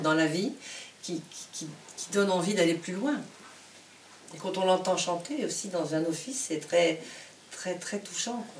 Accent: Casablanca, Casablanca-Settat, Morocco; je suis née au Maroc, à Casablanca

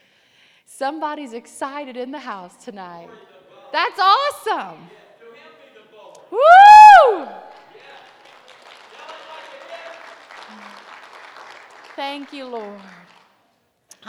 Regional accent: the South, United States; I'm from the South, and we do a whole lot of pickling around there

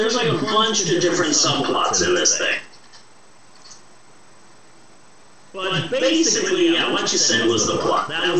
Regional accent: United States; I'm an American.

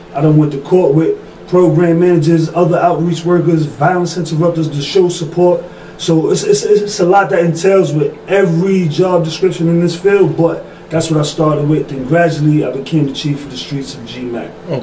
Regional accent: New York City, New York, United States; I'm from Bed-Stuy, Brooklyn.

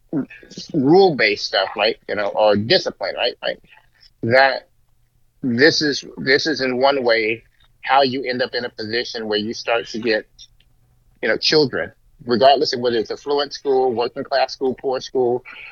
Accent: Bay Area, California, United States; we're from the Bay Area

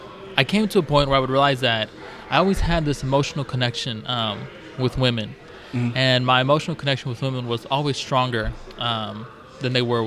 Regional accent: Northwest Indiana, United States; I'm 26. I am from Northwest Indiana. Okay. Born and raised.

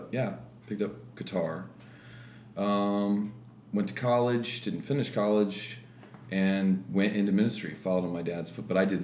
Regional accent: Midwest, United States; also born or lived in Florida; Pretty much the Midwest. {S3} Okay. {S2} Yeah. Florida for a while as a kid, but moved around a lot with Dad being a pastor.

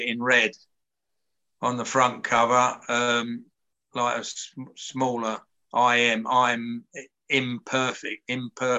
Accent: London, United Kingdom; also born or lived in Edgware; I was born in Edgewood, but I was a Cricklewood boy, you know, Cricklewood, Willesden, Golders Green

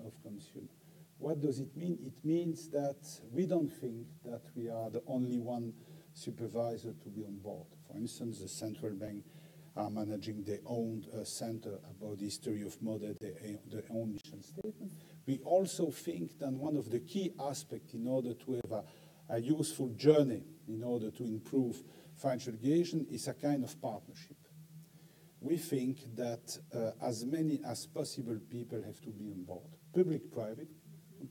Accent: Brussels, Brussels-Capital Region, Belgium; I'm a native from Brussels

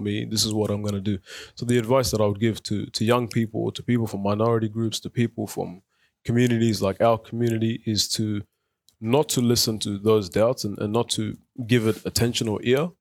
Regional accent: Footscray, Victoria, Australia; English is a second language; also born or lived in South Sudan / Egypt; now in Melton, Australia; we moved to Australia in two thousand and five. Um, and then we grew up in Footscray, and now we reside in Melton

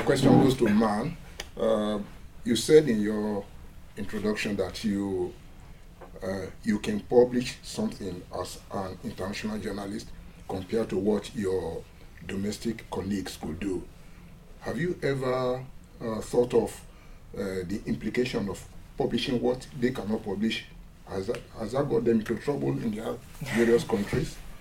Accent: Nigeria; I'm from Nigeria

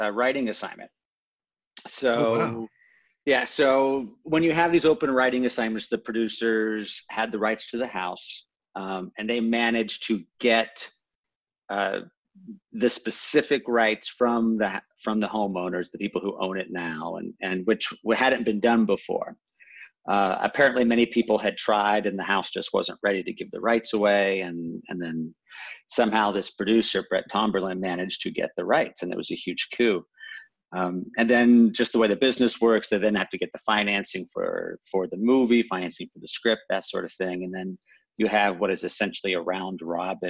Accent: Houston, Texas, United States; now in Los Angeles, United States; I live in LA, but I'm from Houston.

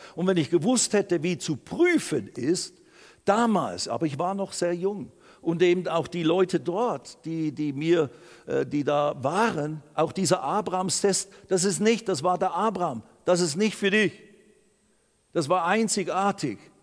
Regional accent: Basel, Basel-Stadt, Switzerland; also born or lived in Lausanne / Riehen; heim nach Basel, da ist ja meine Heimat

